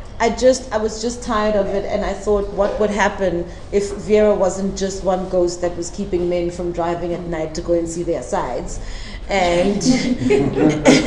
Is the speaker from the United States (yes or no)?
no; South Africa; a South African living in South Africa